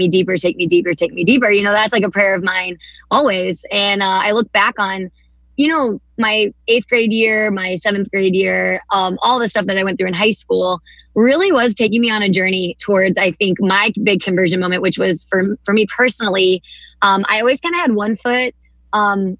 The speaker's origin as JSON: {"language": "English", "town": "Atchison", "region": "Kansas", "country": "United States", "tie": "born or raised there", "said": "I was born and raised here in Kansas. My parents went to Benedictine College and graduated from there and then settled here in Atchison"}